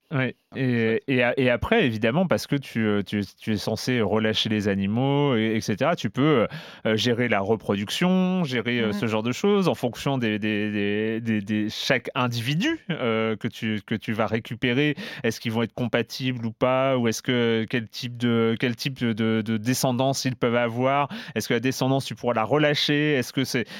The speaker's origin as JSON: {"language": "French", "region": "Brittany", "country": "France", "tie": "born or raised there", "said": "là où j'ai grandi. Donc il y a un zoo en Bretagne"}